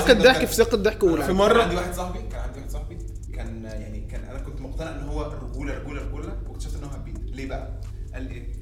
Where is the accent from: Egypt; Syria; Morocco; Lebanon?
Egypt; مش بنهبد احنا عارفين ان هم ان هم احنا مصريين